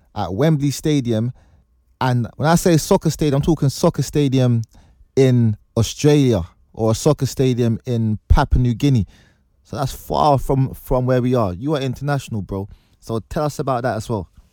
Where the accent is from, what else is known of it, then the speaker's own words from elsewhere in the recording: Nigeria; as a Nigerian